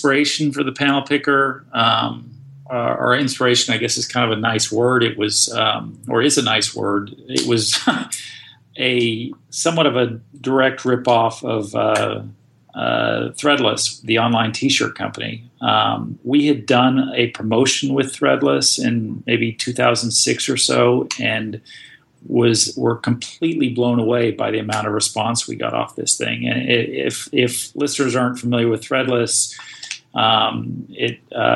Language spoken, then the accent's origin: English; Austin, Texas, United States; I grew up in Austin.